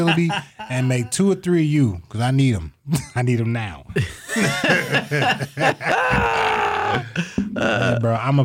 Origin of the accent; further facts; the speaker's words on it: Toledo, Ohio, United States; I was raised in Toledo